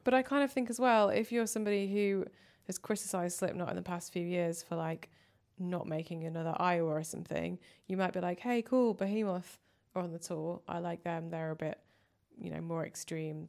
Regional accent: Manchester, North West England, United Kingdom; now in London, United Kingdom; I'm from Manchester

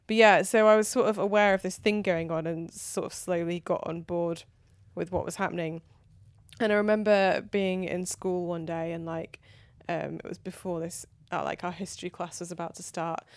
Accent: near Manchester, North West England, United Kingdom; I grew up near Manchester

